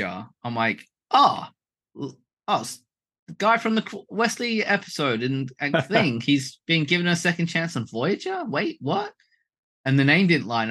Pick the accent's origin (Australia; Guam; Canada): Australia; we're Australian